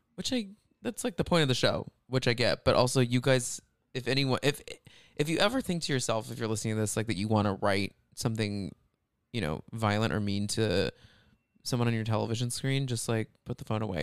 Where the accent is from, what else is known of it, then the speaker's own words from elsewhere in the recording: outside of Dallas, Texas, United States; I grew up outside of Dallas